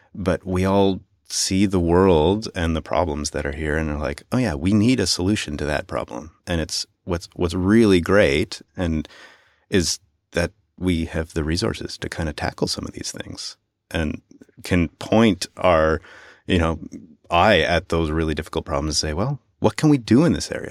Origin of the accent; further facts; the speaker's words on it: Canada; As a Canadian